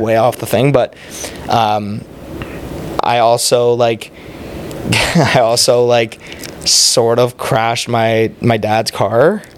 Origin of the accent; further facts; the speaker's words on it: Oakville, Ontario, Canada; also born or lived in Toronto; I was born in Toronto. Both my parents are South African. Mm-hmm. Um, I lived in Toronto. I was like four. Moved to Oakville